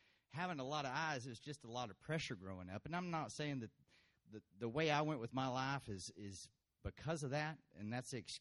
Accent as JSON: {"language": "English", "town": "Brownwood", "region": "Texas", "country": "United States", "tie": "born or raised there", "said": "I was born in Brownwood, Texas, here"}